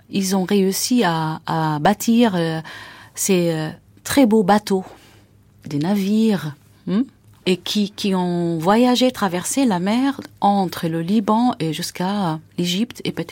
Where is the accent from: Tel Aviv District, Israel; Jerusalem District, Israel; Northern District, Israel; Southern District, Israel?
Northern District, Israel; Acre; moved away as an adult; now in France; je suis née à Saint-Jean d'Acre. Et à l'époque, euh, on n'était pas loin de, la mer, on était dans la vieille ville